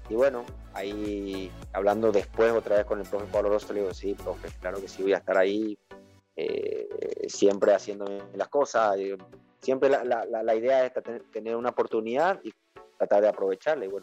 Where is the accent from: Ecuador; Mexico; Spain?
Ecuador; moved away; cuando yo salí de Ecuador, creo que salí en el 2004